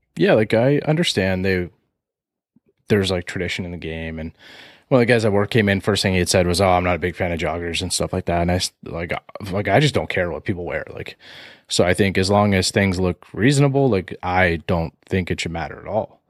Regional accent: Canada; we're Canadian here

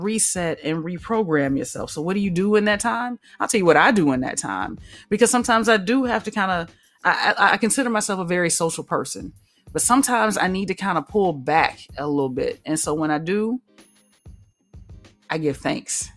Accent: the South, United States; I am from the South

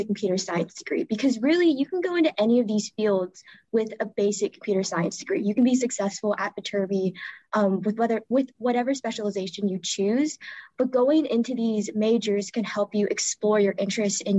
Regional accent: Seattle, Washington, United States; moved away as an adult; now in Los Angeles, United States; I'm from Seattle, Washington.

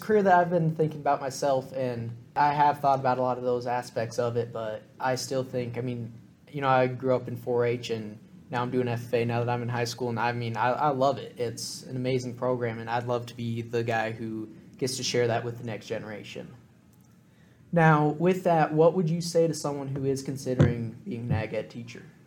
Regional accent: Gallatin County, Montana, United States; we're from the Gallatin County

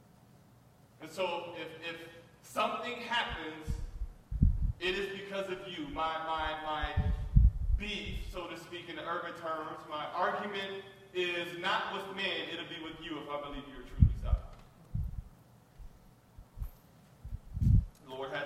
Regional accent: Detroit, Michigan, United States; I grew up in Detroit, I grew up fighting

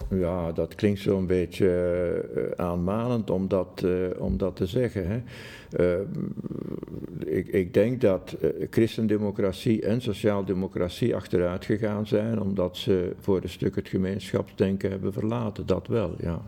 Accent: Jette, Brussels-Capital Region, Belgium; also born or lived in Schaerbeek; ik ben opgegroeid in Jette.

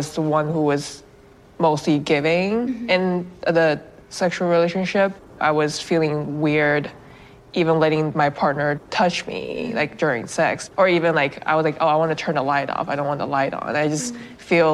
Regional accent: Shanghai, China; I grew up in Shanghai where sex wasn't talked about

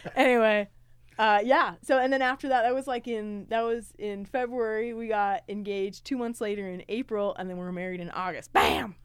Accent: Riverton, Utah, United States; I was born in Riverton, Utah, eight four oh six five

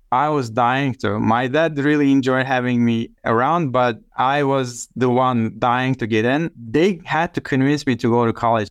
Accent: Biga, Çanakkale, Turkey; English is a second language; moved away as an adult; also born or lived in Istanbul / Turkmenistan / Armenia / Chicago; now in United States; Çanakkale is my hometown, which is the ancient Troy region in the northwest coast

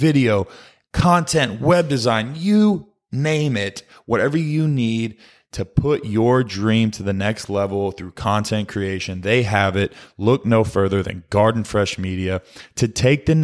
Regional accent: Dallas-Fort Worth area, Texas, United States; I also spent my time in the DFW area growing up.

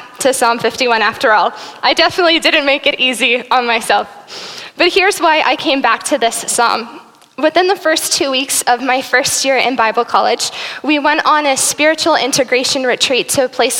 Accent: South Africa; now in Burlington; I am South African. My family, I was born there and raised there until 2005 when we moved here to Burlington.

